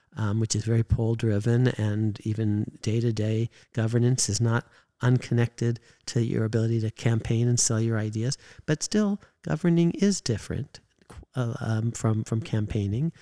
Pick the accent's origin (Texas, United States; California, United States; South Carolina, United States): California, United States; I grew up in California